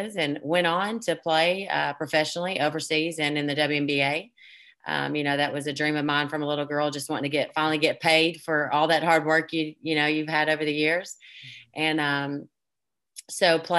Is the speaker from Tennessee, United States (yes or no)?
yes; Cleveland, Tennessee, United States; I am from Cleveland, Tennessee. Some of you guys don't know where Cleveland is. It's in between Knoxville and Chattanooga, a small town